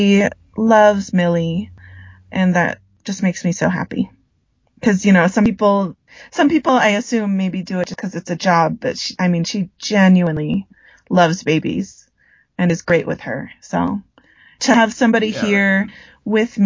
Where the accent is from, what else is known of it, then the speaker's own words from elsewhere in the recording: United States; now in Colombia; growing up in the States. You know, I'm very American, but I'm also very Filipino as well